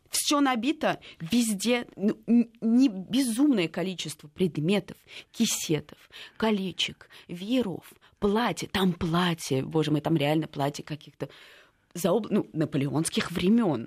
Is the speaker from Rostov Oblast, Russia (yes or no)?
no; Moscow, Russia; я вообще родилась в Москве